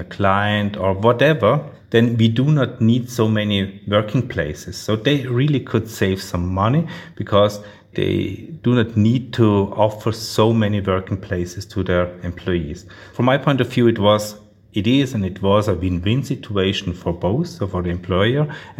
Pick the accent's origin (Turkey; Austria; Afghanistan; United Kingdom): Austria; English is a second language; So we are from Austria, not from Australia.